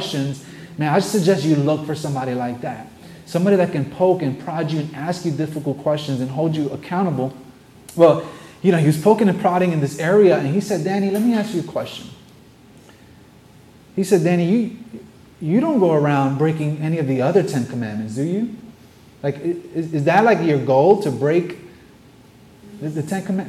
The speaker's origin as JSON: {"language": "English", "town": "New York City", "region": "New York", "country": "United States", "tie": "born or raised there", "said": "I'm a New Yorker. I'm born and raised here"}